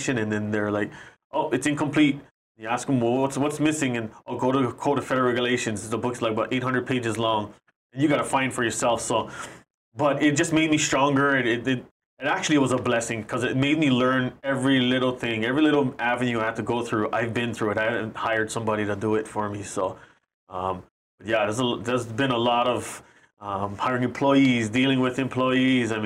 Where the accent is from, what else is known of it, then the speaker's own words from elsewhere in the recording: Maui, Hawaii, United States; we're from Maui